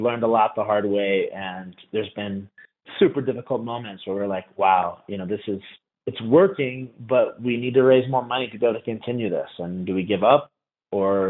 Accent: United States; moved away as an adult; As an American

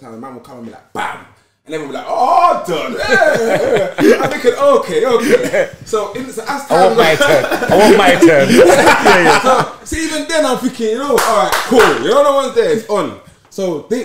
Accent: London, United Kingdom; I grew up in Deptford.

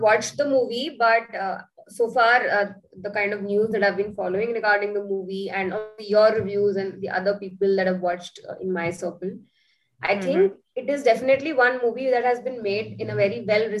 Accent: India

